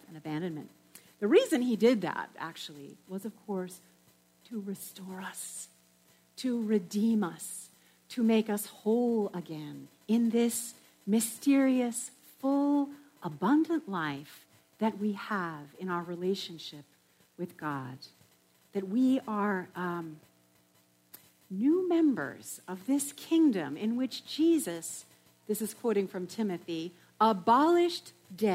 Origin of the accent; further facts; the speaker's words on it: New England, United States; I come from New England